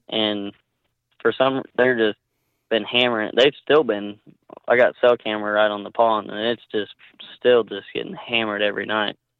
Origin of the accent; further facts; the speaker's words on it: Northwest Oklahoma, United States; born and raised in Nor-, Oklahoma, Northwest Oklahoma.